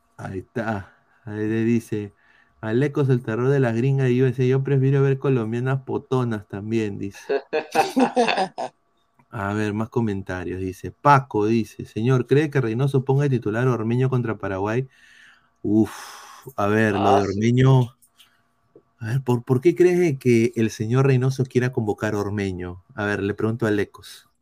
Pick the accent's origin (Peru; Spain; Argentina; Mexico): Peru; Como peruano